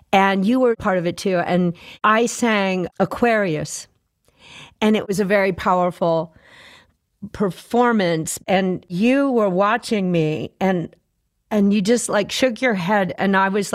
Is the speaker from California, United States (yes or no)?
no; Fort Worth, Texas, United States; T-Bone and I grew up together in Fort Worth